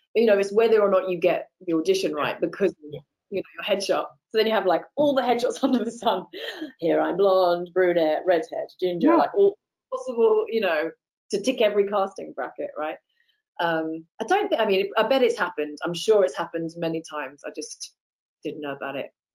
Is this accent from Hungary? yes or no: no; United Kingdom; moved away as an adult; also born or lived in Los Angeles, United States; I'm British